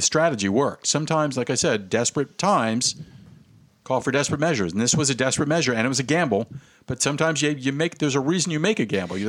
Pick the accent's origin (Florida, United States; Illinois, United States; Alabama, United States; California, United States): Florida, United States; my hometown is just a bunch of it's kind of ignorant racist crackerville.